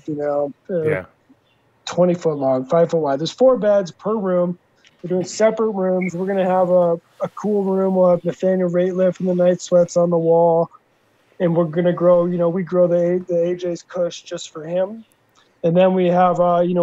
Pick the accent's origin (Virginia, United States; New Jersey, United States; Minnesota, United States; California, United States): Minnesota, United States; Little Perm; moved away; 30 minutes from where I grew up in Little Perm, Minnesota